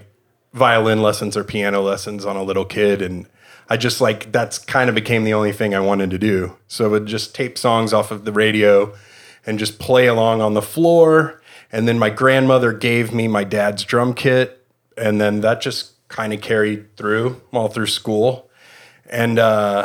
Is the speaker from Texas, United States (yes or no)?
yes; Fort Worth, Texas, United States; I grew up in Texas around here in Fort Worth